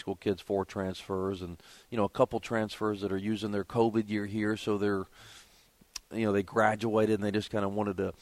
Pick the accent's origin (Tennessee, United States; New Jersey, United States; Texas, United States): Tennessee, United States; Kingsport; moved away as an adult; now in Boone, United States; I'm from Kingsport, Tennessee, which is just about an hour of the mountain